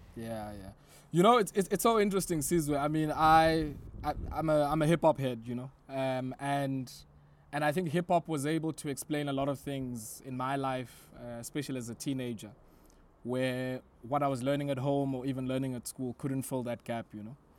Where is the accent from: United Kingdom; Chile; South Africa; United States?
South Africa; Queenstown, Eastern Cape; So I grew up in Queenstown. Queenstown is in the Republic of South Africa at the time